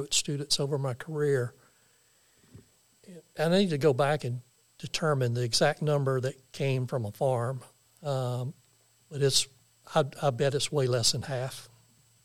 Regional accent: the Arkansas Delta, United States; I grew up in the Delta over on the Arkansas side

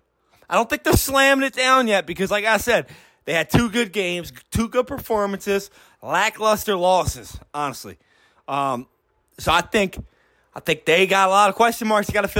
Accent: Philadelphia, Pennsylvania, United States; I'm from Philadelphia. I'm a Philadelphia Eagles guy

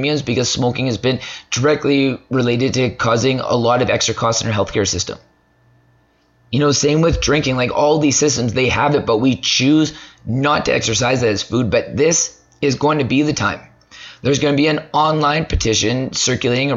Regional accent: Canada; as Canadian citizens

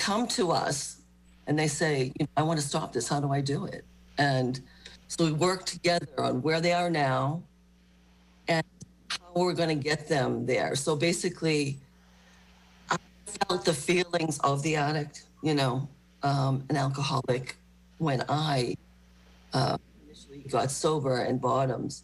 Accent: Marshfield, Massachusetts, United States; I grew up in Marshfield and graduated

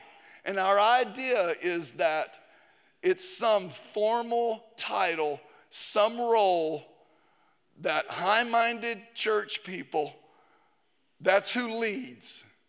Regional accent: Georgia, United States; also born or lived in Tennessee; I'm from Tennessee. I grew up in North Georgia.

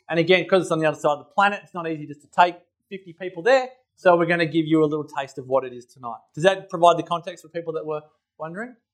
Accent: Templestowe, Victoria, Australia; now in Mullumbimby, Australia; I grew up in Templestowe, but now live in Mullumbimby, which is a long way from Templestowe.

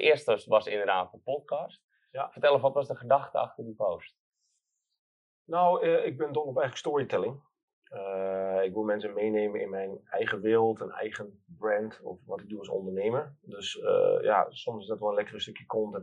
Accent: Twente, Overijssel, Netherlands; ik kom uit Twente

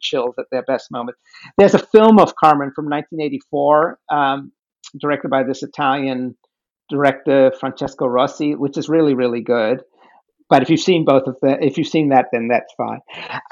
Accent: The Hague, South Holland, Netherlands; moved away; I grew up in The Hague in Holland

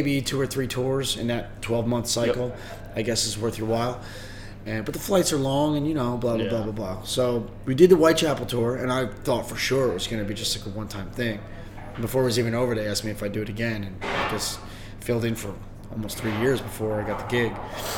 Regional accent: New Jersey, United States; I'm from New Jersey. Awesome. Yeah, so I've lived there my whole entire life, apart from maybe 1 year when I was in my late teens.

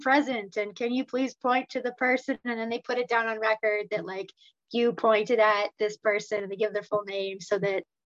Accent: Canada; I'm Canadian

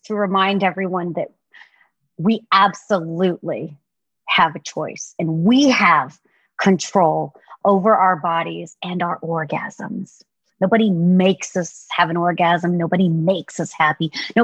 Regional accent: the South, United States; now in California, United States; I was raised in the South

